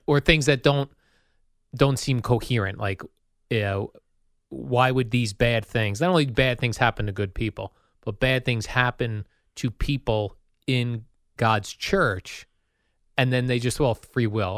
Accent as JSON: {"language": "English", "town": "Hollywood", "region": "Florida", "country": "United States", "said": "I'm from Hollywood."}